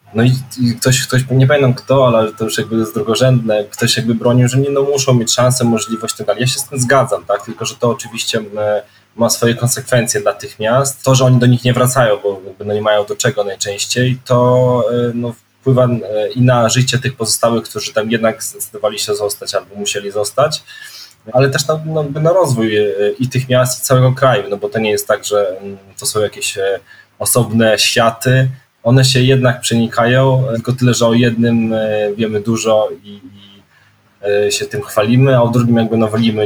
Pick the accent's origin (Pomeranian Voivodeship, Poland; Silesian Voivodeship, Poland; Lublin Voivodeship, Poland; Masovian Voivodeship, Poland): Lublin Voivodeship, Poland; Krasnystaw; moved away as an adult; urodziłem się w takim e, małym można powiedzieć, miasteczku, mieście e, dwudziestoparotysięcznym e, na Lubelszczyźnie, to Krasnystaw